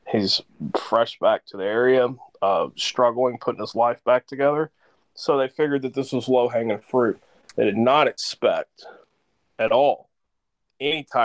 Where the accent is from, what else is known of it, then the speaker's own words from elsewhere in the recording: the South, United States; Um, in the South, you know, I grew up in the South, live in the South.